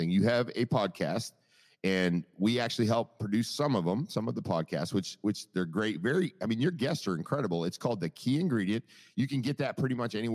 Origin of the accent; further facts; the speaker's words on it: Maine, United States; now in Naples, United States; I'm originally from Maine. I've been down in, in Naples for 30, right, right about 34 years.